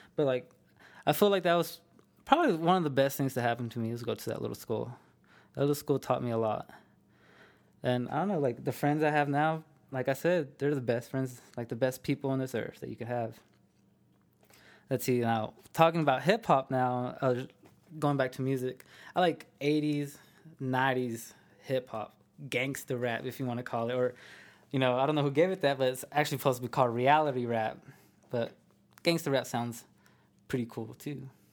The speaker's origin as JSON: {"language": "English", "town": "Amarillo", "region": "Texas", "country": "United States", "tie": "born or raised there", "said": "I'm from Amarillo, Texas, born and raised"}